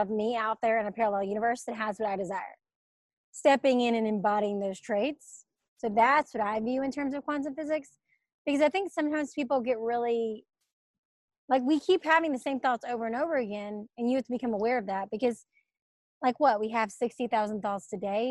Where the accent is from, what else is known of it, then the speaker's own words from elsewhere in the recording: Birmingham, Alabama, United States; moved away as an adult; also born or lived in Atlanta, Georgia; I'm from Birmingham, Alabama, and I moved to Atlanta after college.